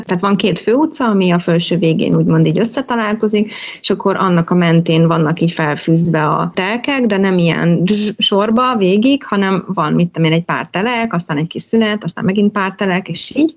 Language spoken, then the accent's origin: Hungarian; Pécs, Baranya, Hungary; also born or lived in Szarvaskő; now in Gyűrűfű, Hungary; a párom is, meg én is városban nőttünk fel, ő Budapesten, én meg Pécsen